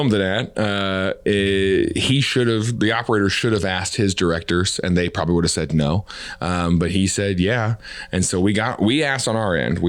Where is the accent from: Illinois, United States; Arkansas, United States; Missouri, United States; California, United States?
Missouri, United States; Mount Vernon; now in Kansas City, United States; I grew up in Mount Vernon, Missouri, small town. Really proud of where I'm from.